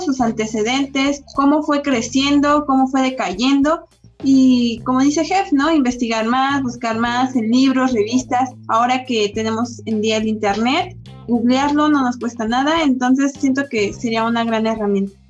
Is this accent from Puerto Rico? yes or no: no; Mexico; como mexicanos tomamos de, ay, es puente a disfrutar